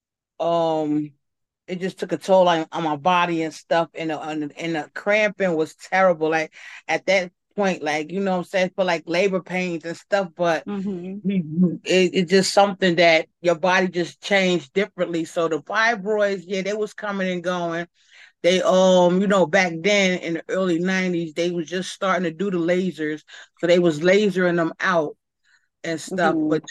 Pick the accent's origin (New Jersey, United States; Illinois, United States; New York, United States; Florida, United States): New Jersey, United States; Paterson; Born and raised in Patterson.